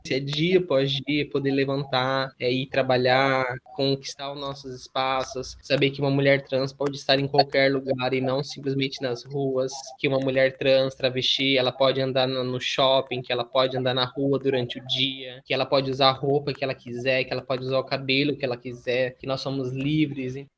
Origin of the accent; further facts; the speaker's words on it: Barra do Bugres, Mato Grosso, Brazil; moved away as an adult; now in Mato Grosso do Sul, Brazil; Eu nasci em Barra do Bugres, no Mato Grosso, cresci lá e vim pro MS já em 2016